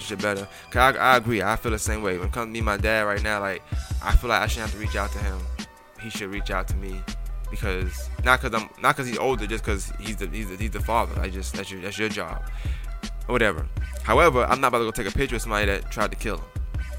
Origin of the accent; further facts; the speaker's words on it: New York City, New York, United States; I always tell you I'm from Brooklyn. I'm from Bushwick.